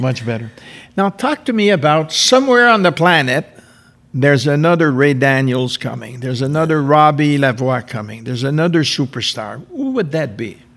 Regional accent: Canada; being French Canadian

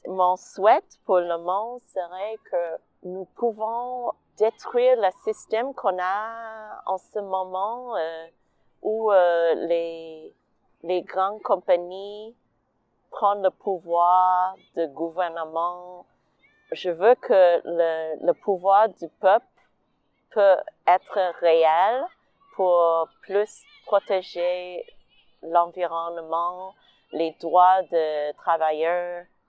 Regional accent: Edmonton, Alberta, Canada; French is a second language; moved away as an adult; also born or lived in Fort McMurray; now in Montreal, Canada; je suis née au Fort McMurray avant que ma famille euh, a déménagé à Edmonton

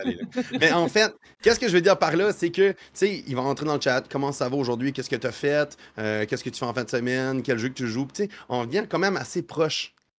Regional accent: New Brunswick, Canada; moved away as an adult; now in Quebec City, Canada; je suis un, Acadien. J'ai grandi au Nouveau-Brunswick. je suis déménagé maintenant à Québec

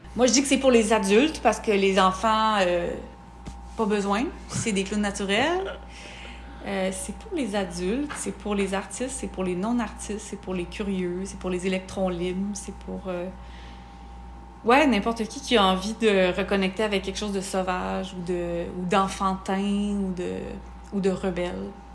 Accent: Sutton, Quebec, Canada; moved away as an adult; also born or lived in Montreal; now in Sutton, Canada; revenir m'établir dans ma région euh, natale, parce que je suis de Sutton

